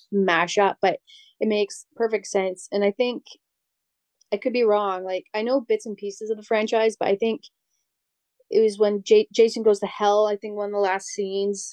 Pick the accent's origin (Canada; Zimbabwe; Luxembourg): Canada; I'm Canadian